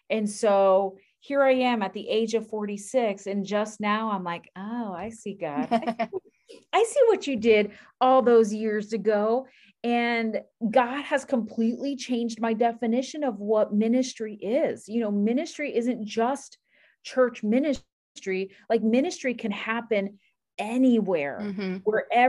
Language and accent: English; Miami, Florida, United States; because I'm from Miami and there are no godly men in Miami.